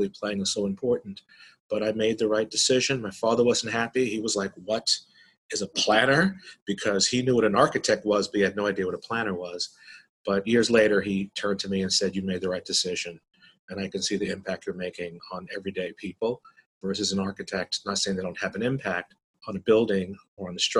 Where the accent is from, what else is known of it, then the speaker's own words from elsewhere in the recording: New York City, New York, United States; I grew up in Brooklyn. I was raised here in New York and lived here most of my life